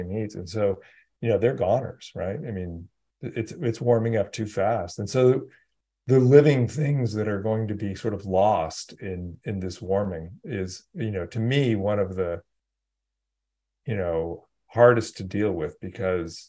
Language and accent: English; California, United States; I grew up in California